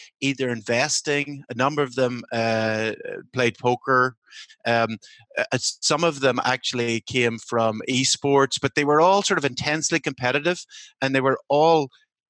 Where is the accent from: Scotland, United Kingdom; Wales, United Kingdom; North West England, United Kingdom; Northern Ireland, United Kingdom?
Northern Ireland, United Kingdom; now in United States; I'm from Northern Ireland